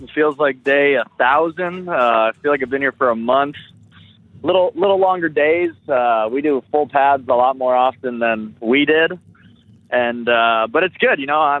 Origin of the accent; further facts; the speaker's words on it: Canada; Yeah, it's known I'm Canadian. I get the CFL jokes in our meeting rooms all the time. It's definitely known that I'm the Canadian guy.